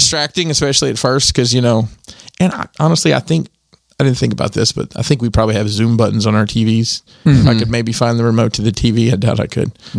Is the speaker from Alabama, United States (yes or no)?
yes; Alabama, United States; moved away; back home in Alabama.